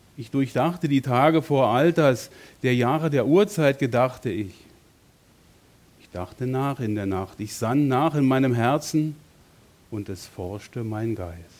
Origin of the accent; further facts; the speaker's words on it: Berlin, Germany; moved away as an adult; also born or lived in Bonn; meine Heimat in Berlin mit meiner Frau zu verlassen und von dort wegzugehen, Familie, Freunde, Gemeinde, alles weg hinter mir zu lassen und nach Bonn zu ziehen